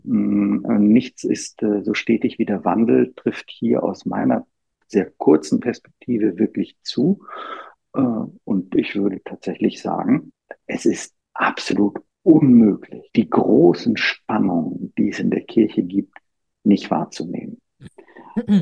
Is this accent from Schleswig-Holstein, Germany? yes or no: no; Bremen, Germany; moved away as an adult; now in Rome, Italy; ich bin in Bremen äh, zur Schule gegangen und aufgewachsen